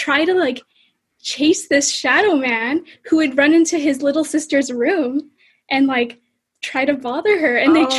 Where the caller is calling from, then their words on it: Ottawa, Ontario, Canada; So I'm actually in Ottawa right now, Canada.